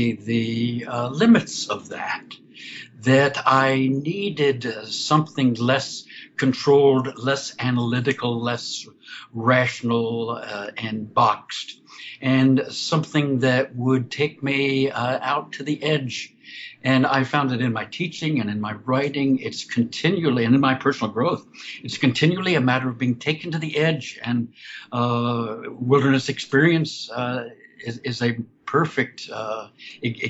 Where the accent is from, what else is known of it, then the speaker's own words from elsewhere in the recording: Orlando, Florida, United States; I grew up outside Orlando, Florida